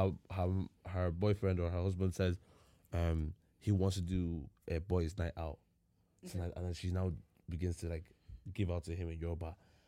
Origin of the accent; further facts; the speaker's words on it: Ireland; We're from Ireland.